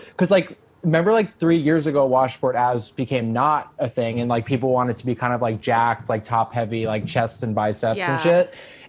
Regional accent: Long Island, New York, United States; I'm from Long Island

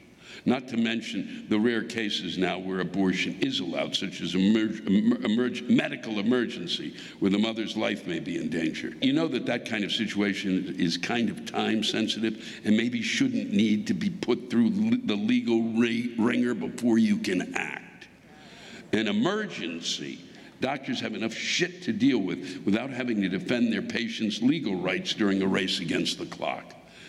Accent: St. Louis, Missouri, United States; now in Indiana, United States; in my hometown of St. Louis, Hoosier means redneck, giving new meaning to the garbage company here of Hoosier disposal.

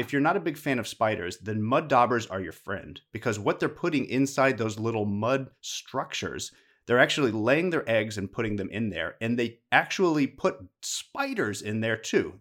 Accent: Midwest, United States; now in Houston, United States; I grew up in the Midwest

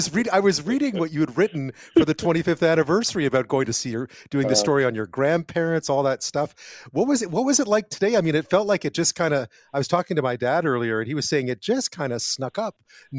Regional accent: Montreal, Quebec, Canada; moved away; My hometown in Montreal

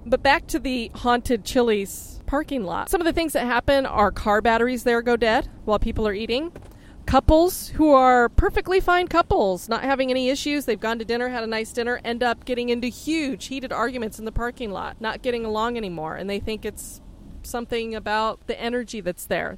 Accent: Florida, United States; And I come from Florida

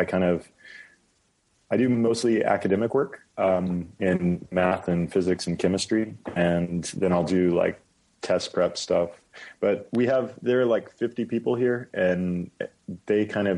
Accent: San Antonio, Texas, United States; moved away as an adult; also born or lived in Hawaii / Stanford, California; it was in Texas, San Antonio. And that's where that's where I went to middle school and high school

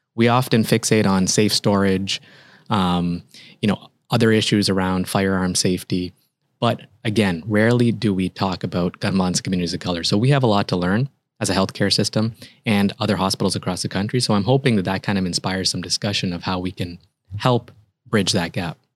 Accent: Canada; moved away as an adult; also born or lived in Toronto, Canada / Chicago, United States; now in United States; actually, I'm a Canadian. I trained in Canada, and then I did my fellowship in Chicago.

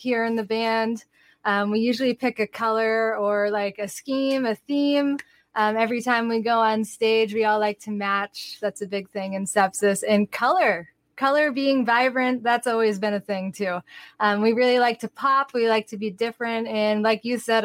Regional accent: Manchester, New Hampshire, United States; We are from the East Coast. We are from the New England area, Manchester, New Hampshire, to be specific

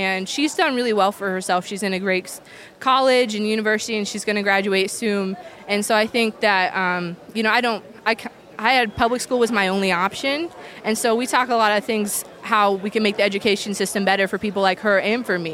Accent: Unionville, Missouri, United States; I'm from Unionville, Missouri

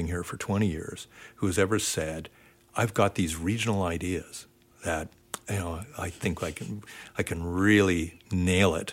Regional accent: Ontario, Canada; moved away as an adult; I grew up in Ontario

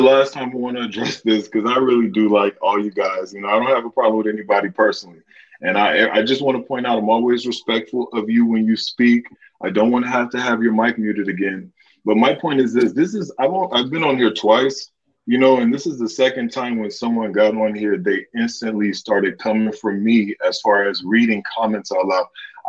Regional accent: the South, United States; I'm from the South.

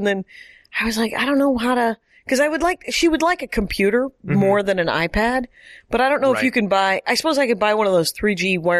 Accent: Wisconsin, United States; You can't not afford it. And the other thing is, but everyone in Wisconsin, you don't want to say the obvious words, which are a monthly payment.

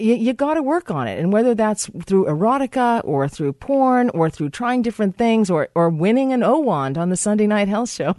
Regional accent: Massachusetts, United States; in the state of Massachusetts. My home state.

